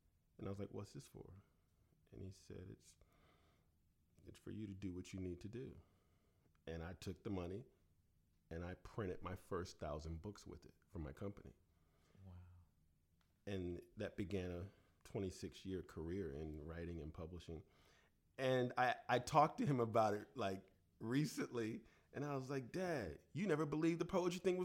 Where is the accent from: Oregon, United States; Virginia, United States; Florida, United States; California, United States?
Virginia, United States; Chesapeake; growing up in Chesapeake, Virginia, and my grandmother saying, get your own switch.